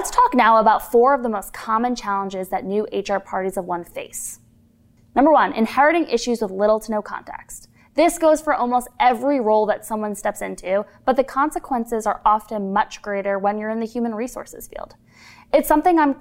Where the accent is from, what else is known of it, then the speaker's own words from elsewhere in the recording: Farmingdale, New York, United States; I'm originally from Long Island, New York, Farmingdale if you want to be specific